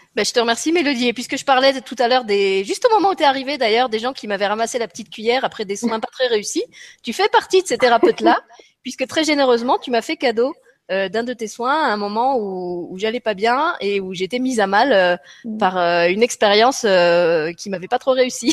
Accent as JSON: {"language": "French", "country": "France", "moved": "as an adult", "said": "J'ai quitté la France"}